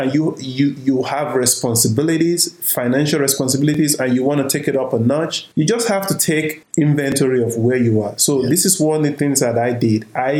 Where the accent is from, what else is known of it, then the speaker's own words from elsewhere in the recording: Nigeria; now in United States; I'm from Nigeria.